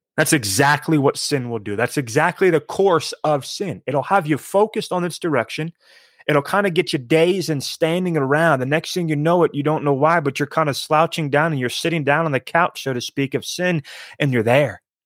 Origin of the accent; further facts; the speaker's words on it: East Coast, United States; I grew up on the East Coast